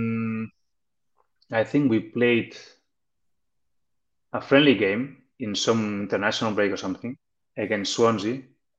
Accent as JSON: {"language": "English", "town": "Barcelona", "region": "Catalonia", "country": "Spain", "second_language": "English", "said": "I was lucky that I'm from Barcelona, so I could go there to that academy of Barcelona."}